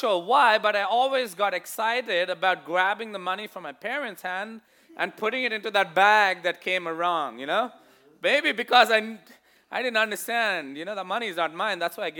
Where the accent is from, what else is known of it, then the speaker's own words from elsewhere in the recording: India; growing up in India, you see this quite a lot. If you've seen sometimes when I wear my Indian outfit, what you call a kameez, you know, the salwar kameez